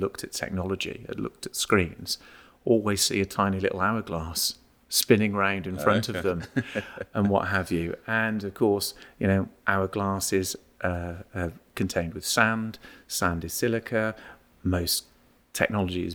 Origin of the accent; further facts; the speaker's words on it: United Kingdom; also born or lived in Malvern; I was born and brought up on the sort of Worcestershire-Gloucestershire border